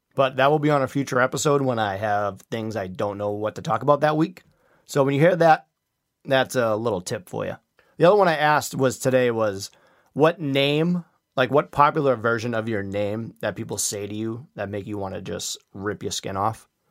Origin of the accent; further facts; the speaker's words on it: Quincy, Massachusetts, United States; Quincy is my hometown